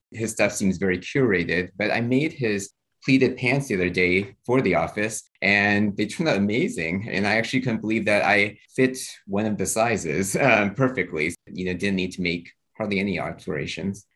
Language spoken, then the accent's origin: English; Houston, Texas, United States; moved away; I grew up in Houston, Texas